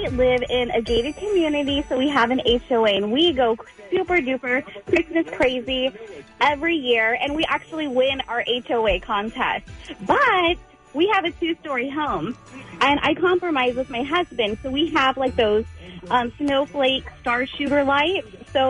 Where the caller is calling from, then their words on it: Riverside, California, United States; We're calling from Riverside.